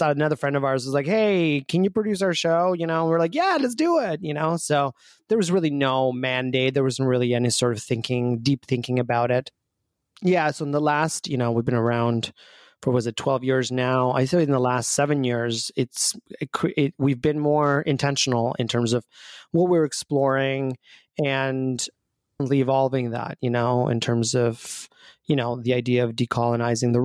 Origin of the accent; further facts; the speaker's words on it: Albania; moved away; I grew up back home in Albania